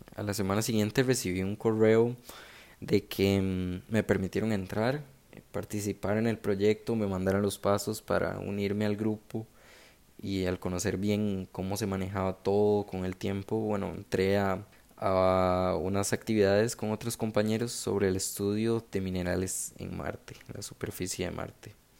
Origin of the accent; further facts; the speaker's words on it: San José, Costa Rica; nací en San José